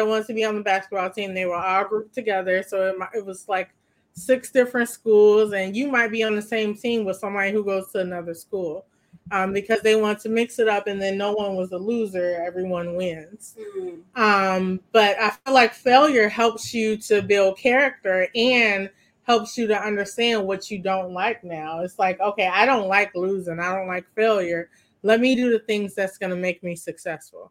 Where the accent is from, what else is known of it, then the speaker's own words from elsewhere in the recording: Maywood, Illinois, United States; growing up in Maywood